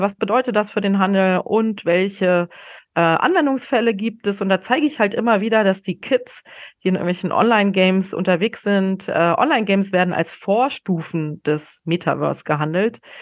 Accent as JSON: {"language": "German", "region": "a small Bavarian town north of Munich", "country": "Germany", "tie": "born or raised there", "moved": "yes", "lives_now": "Berlin, Germany", "said": "der kleinen bayerischen Stadt, äh, wo ich aufgewachsen bin, nördlich von München."}